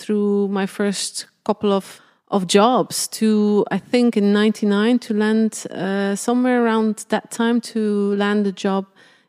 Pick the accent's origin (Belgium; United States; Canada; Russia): Belgium; I grew up in a very small village, mm-hmm. in a small village in Belgium. My mom actually had a sporting goods store.